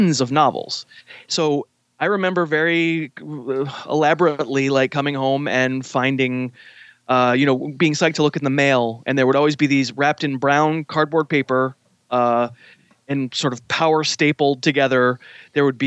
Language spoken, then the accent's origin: English; Boston, Massachusetts, United States; I'm from suburban Boston.